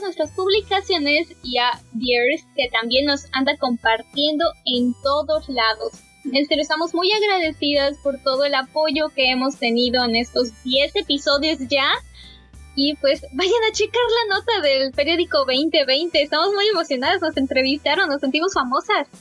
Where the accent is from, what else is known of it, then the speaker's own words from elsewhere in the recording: State of Mexico, Mexico; moved away; Yo originalmente nací en el Estado de México